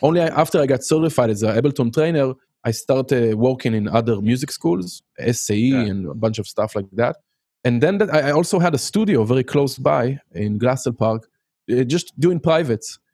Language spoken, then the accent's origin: English; Haifa, Haifa District, Israel; English is a second language; moved away as an adult; now in United States; I grew up in Haifa